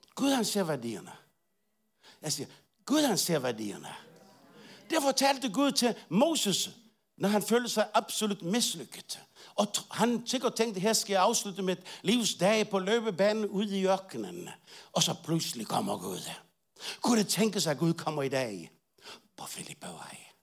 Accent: Bornholm, Capital Region of Denmark, Denmark; moved away; jeg var ikke rigtig dansker, jeg er Bornholmer

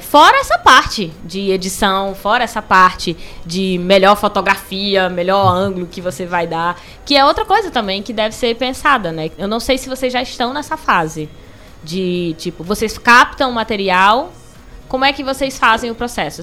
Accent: Belém, Pará, Brazil; also born or lived in Cariri region, Ceará; now in Cariri, Brazil; Eu sou de Belém do Pará

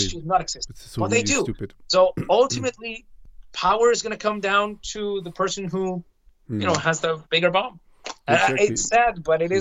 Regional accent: Venezuela; moved away; I come from Venezuela

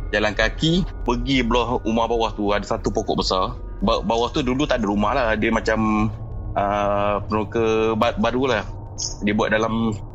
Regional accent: Jengka, Pahang, Malaysia; Pahang saya asal orang Jengka.

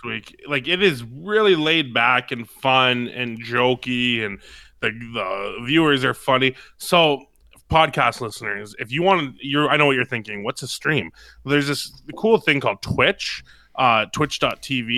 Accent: Canada; I'm from Canada

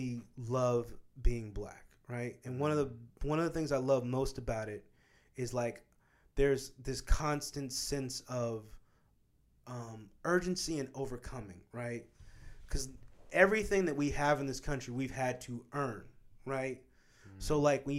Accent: Kansas, United States; when I was growing up in Kansas

